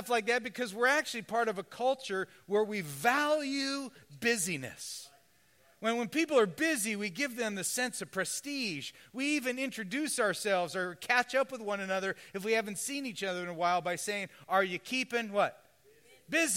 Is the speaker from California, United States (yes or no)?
yes; Southern California, United States; I'm from Southern California